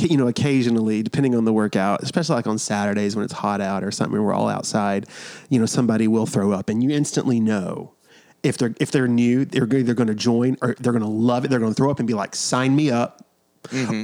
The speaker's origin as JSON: {"language": "English", "region": "New York", "country": "United States", "moved": "yes", "lives_now": "South Carolina, United States", "said": "we're from New York"}